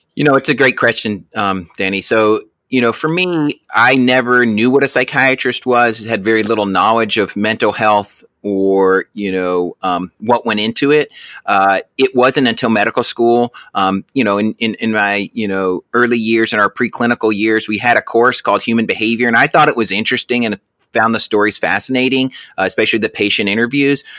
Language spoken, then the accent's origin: English; Auburn, Alabama, United States; also born or lived in Albany, New York; I was born in Albany, New York, but moved to Auburn, Alabama at a very young age